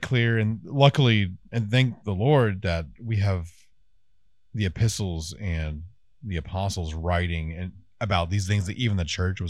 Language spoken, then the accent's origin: English; Scotland, United Kingdom; I'm Scottish. I should.